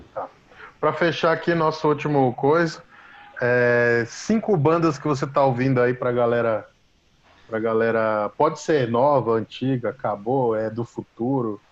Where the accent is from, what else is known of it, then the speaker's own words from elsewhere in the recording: Brazil; sou do Brasil